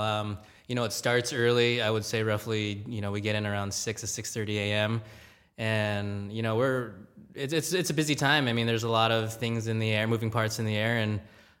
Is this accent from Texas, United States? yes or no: no; Gardena, California, United States; Yeah, so I grew up in Gardena, California. Even though it's, I guess, technically LA County